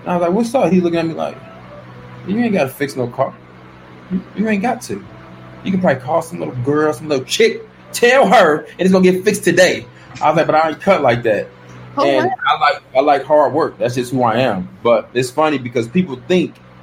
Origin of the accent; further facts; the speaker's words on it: Detroit, Michigan, United States; moved away; also born or lived in Gwinnett, Georgia; I'm from Detroit first